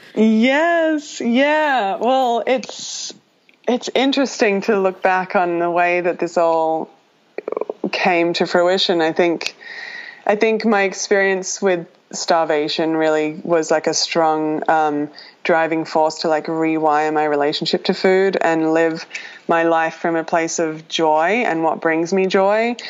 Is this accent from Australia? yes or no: yes; Australia; moved away as an adult; now in Los Angeles, United States; I left my home country of Australia. My parents live 23 hours away, flight